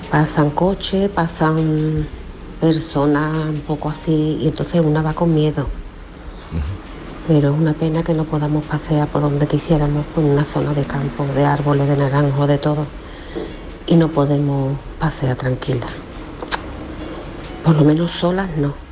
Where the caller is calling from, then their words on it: Seville, Andalusia, Spain; de Sevilla.